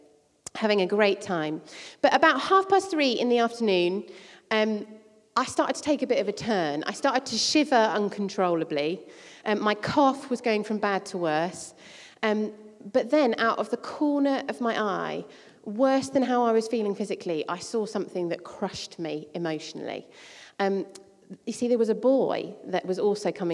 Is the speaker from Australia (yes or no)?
no; Croydon, London, United Kingdom; I spent my teenage years growing up in Croydon, in South London